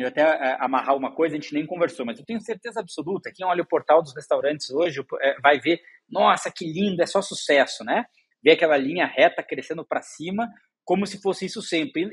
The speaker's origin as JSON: {"language": "Portuguese", "town": "Curitiba", "region": "Paraná", "country": "Brazil", "tie": "born or raised there", "moved": "as an adult", "lives_now": "São Paulo, Brazil", "said": "Eu sou curitibano, é, cresci lá"}